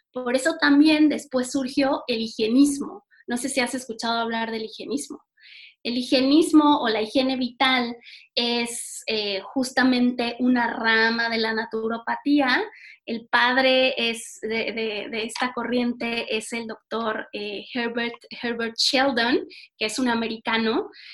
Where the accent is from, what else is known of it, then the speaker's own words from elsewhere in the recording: Mexico; como buena mexicana